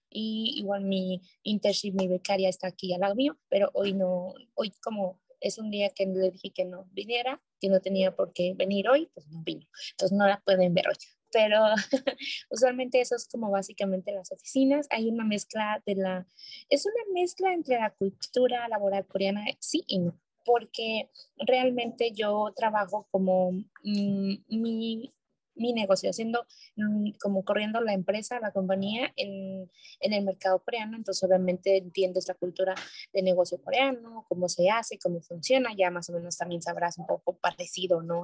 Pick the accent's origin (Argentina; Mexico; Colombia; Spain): Mexico; Mexico City; moved away as an adult; now in South Korea; yo que soy de Ciudad de México